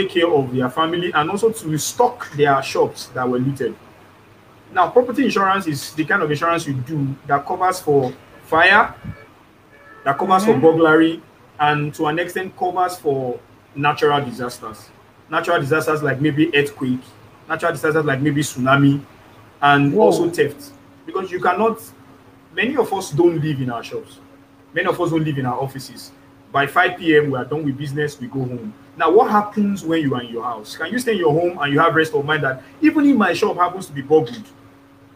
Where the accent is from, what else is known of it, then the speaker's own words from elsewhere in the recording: Nigeria; as a Nigerian